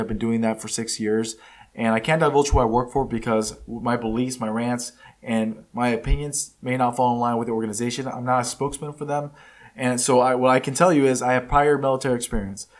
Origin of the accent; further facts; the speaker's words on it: United States; first language Spanish; English is a second language; I'm not from Mexico. I was born here in the United States. It's the only country I know.